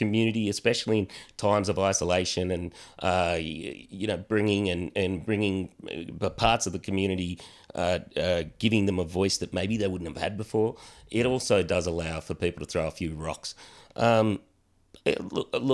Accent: Australia; as young Aussie blokes

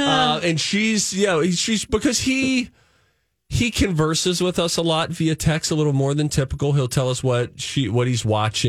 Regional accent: Pittsburgh, Pennsylvania, United States; moved away; I lived in Pittsburgh.

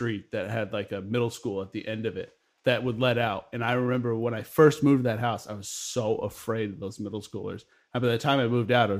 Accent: Florida, United States; moved away; because we grew up in Florida

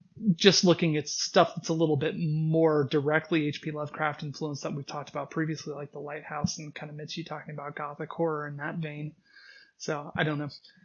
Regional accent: Washington, United States; Personally, for me, growing up in Washington State, one of the key memories I had was being at the bottom of the ocean

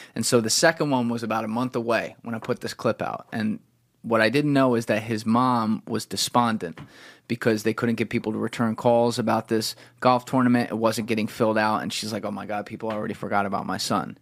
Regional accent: New Jersey, United States; I'm from New Jersey

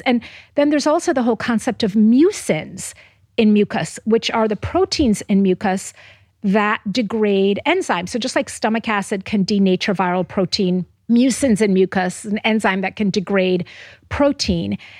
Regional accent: Jamaica; moved away; Where I'm from Jamaica originally

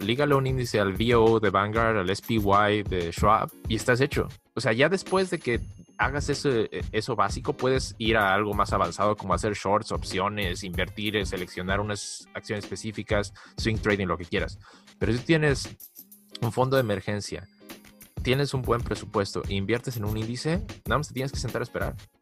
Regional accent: Mexico; now in United States; Yo, yo vengo de México

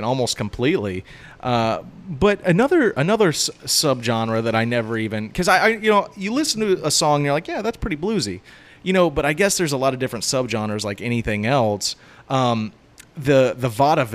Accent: Titusville, Florida, United States; the seafood joint in my hometown, Dixie Crossroads

